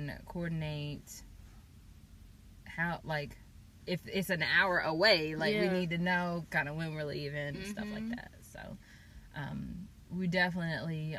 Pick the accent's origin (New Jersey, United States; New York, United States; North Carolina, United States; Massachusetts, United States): North Carolina, United States; Chapel Hill; I'm from Chapel Hill